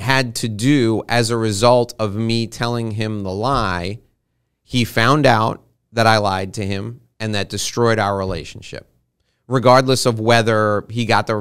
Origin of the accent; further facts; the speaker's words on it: New York City, New York, United States; I was born and raised around New York City